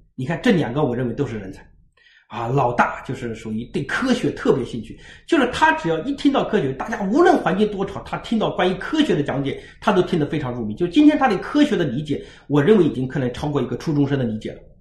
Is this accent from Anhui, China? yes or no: yes; Anhui, China; moved away as an adult; now in Hangzhou, China; 那年合肥一中，我是安徽人哈